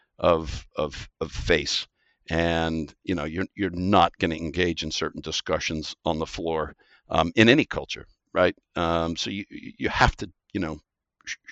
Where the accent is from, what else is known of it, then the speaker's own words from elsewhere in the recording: Midwest, United States; moved away as an adult; also born or lived in East Coast, United States / Singapore; now in Australia; Growing up in the Midwest